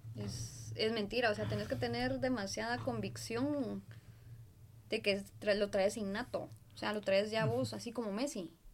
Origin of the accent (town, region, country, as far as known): Guatemala